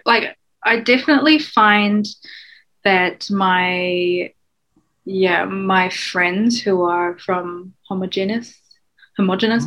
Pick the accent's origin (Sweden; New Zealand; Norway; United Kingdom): New Zealand; also born or lived in Hong Kong; I am originally from Hong Kong, but I grew up in New Zealand, and um, I'm mixed Hong Kong British.